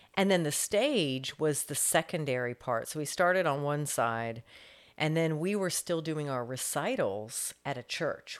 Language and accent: English; Fort Walton Beach, Florida, United States; also born or lived in North Carolina; I grew up in Fort Walton Beach. My dad was in the Air Force